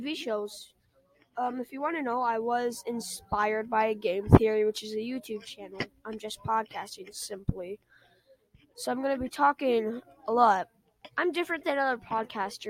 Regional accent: Texas, United States; I am from Texas.

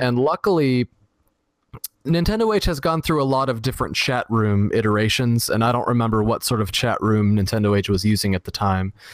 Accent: Florida, United States; also born or lived in Dallas; grew up here in Florida

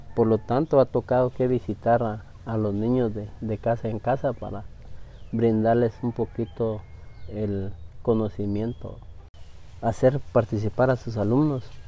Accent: Pachalum, Quiché, Guatemala; first language Spanish; nosotros como, como Pachalún, como municipio en sí

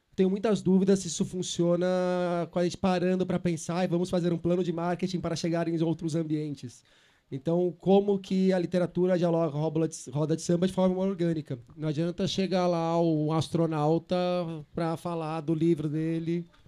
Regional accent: São Paulo, Brazil; eu sou de São Paulo

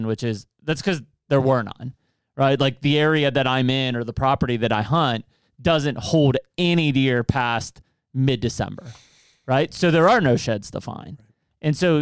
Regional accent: Pennsylvania, United States; growing up in Pennsylvania

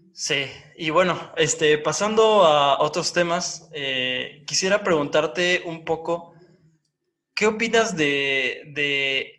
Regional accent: Oaxaca, Mexico; A mí como oaxaqueño

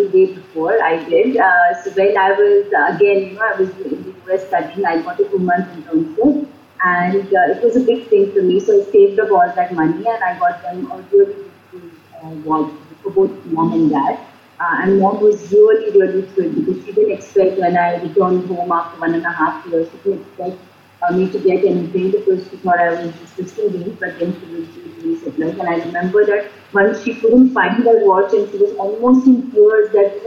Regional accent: India; also born or lived in United States; as an Indian and probably the culture that we come from, we care for our parents, we live with our parents

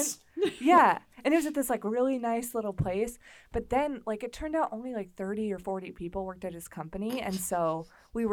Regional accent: Indiana, United States; moved away as an adult; also born or lived in Minneapolis; I'm also from Indiana

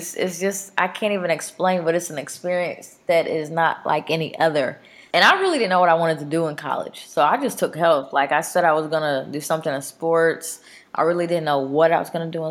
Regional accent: Mesquite, Texas, United States; also born or lived in Dallas, Texas; I had a great childhood. I grew up in Mesquite

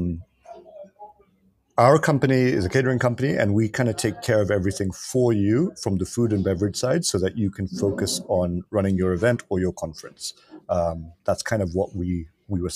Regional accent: Kenya; I'm born and raised in Kenya

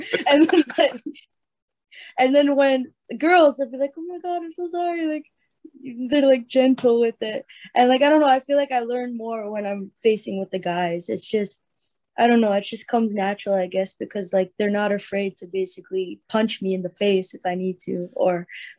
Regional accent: Canada; I'm Canadian.

